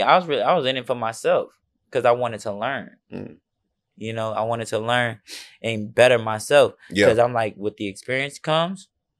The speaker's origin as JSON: {"language": "English", "town": "Chicago", "region": "Illinois", "country": "United States", "also_born_or_lived": "New Orleans", "lives_now": "Texas, United States", "said": "But I was in New Orleans after I came from Chicago originally."}